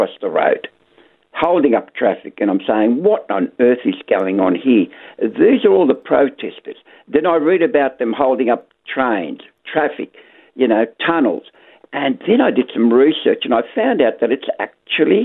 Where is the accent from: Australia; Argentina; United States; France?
Australia; we as Australian Christians and, as believers